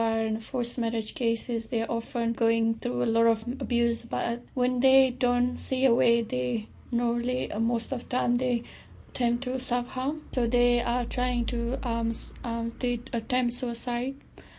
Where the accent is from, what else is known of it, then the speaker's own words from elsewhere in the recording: Afghanistan; now in New Zealand; I'm from Afghanistan